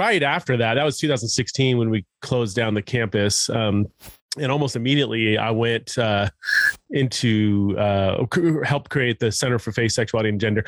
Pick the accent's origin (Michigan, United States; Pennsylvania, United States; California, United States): California, United States; born and raised in California